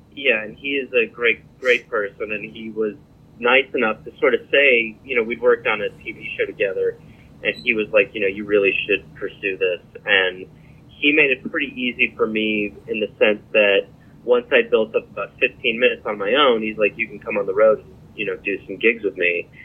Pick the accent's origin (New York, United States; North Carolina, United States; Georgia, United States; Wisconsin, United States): Wisconsin, United States; Milwaukee; moved away; I'm from Wisconsin originally